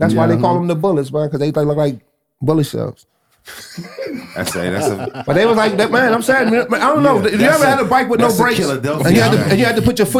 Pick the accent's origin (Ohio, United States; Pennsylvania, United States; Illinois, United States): Pennsylvania, United States; Philadelphia; moved away; I'm from Philadelphia